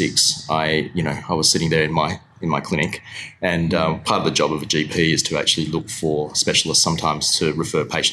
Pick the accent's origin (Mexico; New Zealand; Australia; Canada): Australia; Perth, Western Australia; also born or lived in Kuala Lumpur, Malaysia; I've got family there, but I grew up in Perth for sure